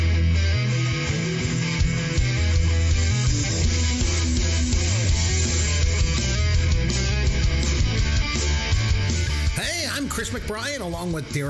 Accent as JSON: {"language": "English", "area": "Bruce County", "region": "Ontario", "country": "Canada", "tie": "born or raised there", "moved": "yes", "said": "my hometown back over in Bruce County"}